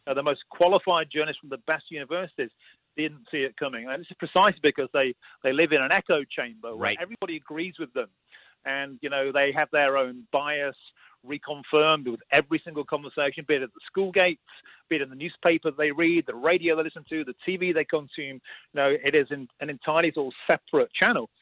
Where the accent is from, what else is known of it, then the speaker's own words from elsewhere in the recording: United Kingdom; I was being typically British about it